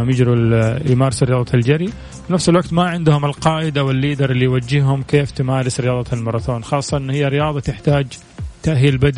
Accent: Jeddah, Makkah Province, Saudi Arabia; born there; من مواليد مدينة جدة يعني ما هو من مكان ثاني

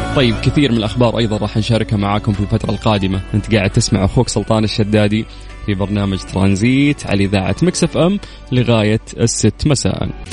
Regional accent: Saudi Arabia; عندنا في المملكة العربية السعودية

